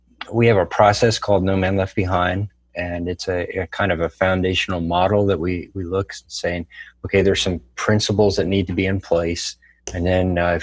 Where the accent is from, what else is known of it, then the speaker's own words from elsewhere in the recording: Silver Spring, Maryland, United States; moved away as an adult; also born or lived in Bethesda, Maryland / Ohio; spent most of my time in Silver Spring, Maryland, growing up.